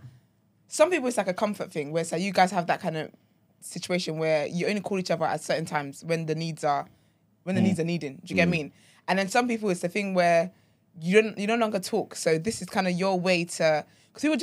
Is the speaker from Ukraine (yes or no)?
no; Nigeria; now in United Kingdom; I'm Nigerian